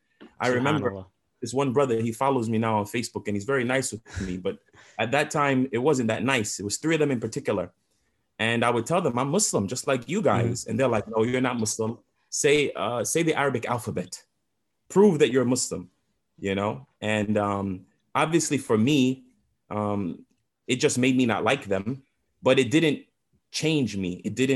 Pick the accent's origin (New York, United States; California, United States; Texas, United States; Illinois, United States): New York, United States; New York City; they settled in the Flatbush section of Brooklyn, which is like known, you know, as the Jamaican section of Brooklyn.